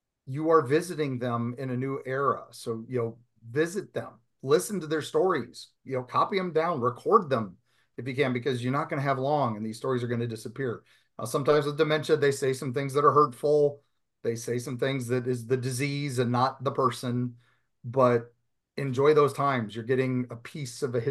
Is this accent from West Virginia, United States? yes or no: yes; West Virginia, United States; I grew up in West Virginia